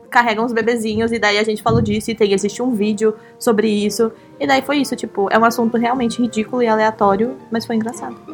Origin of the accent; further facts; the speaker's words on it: São Paulo, Brazil; é, eu sou de São Paulo.